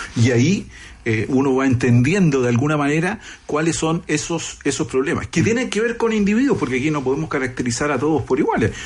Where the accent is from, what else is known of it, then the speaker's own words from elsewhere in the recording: Chile; tenemos en Chile